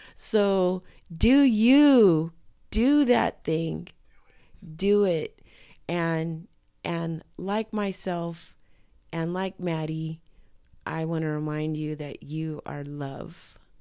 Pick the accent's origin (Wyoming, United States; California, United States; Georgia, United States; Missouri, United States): California, United States; Southern; I'm also from SoCal, which is a culture